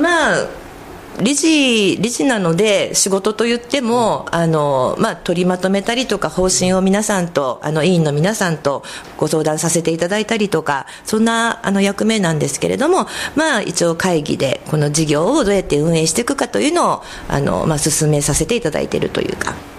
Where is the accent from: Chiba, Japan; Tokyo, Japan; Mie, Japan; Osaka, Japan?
Tokyo, Japan; Koganei; also born or lived in Nakano, Tokyo; now in Kodaira, Japan; 生まれは実は隣のあの小金井市なんですけども